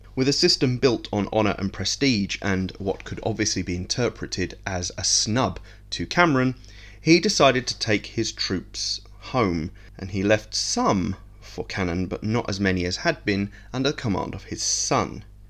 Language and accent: English; England, United Kingdom; I'm an Englishman